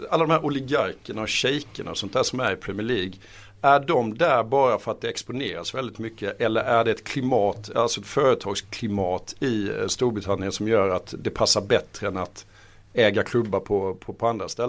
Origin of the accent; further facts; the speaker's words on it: Halmstad, Halland County, Sweden; jag kommer från Halmstad